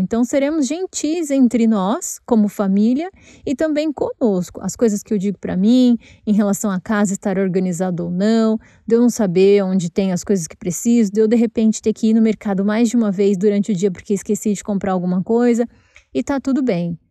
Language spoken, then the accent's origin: Portuguese; São Paulo, Brazil; moved away as an adult; esse é o bairro onde eu cresci